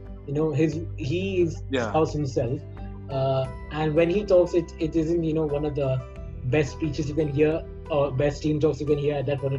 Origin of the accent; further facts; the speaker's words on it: India; accent: Indian English; English is a second language; I mean, because right now our Indian English is, you know, considered to be a very recognizable accent, you know, so I guess we don't have to really change ours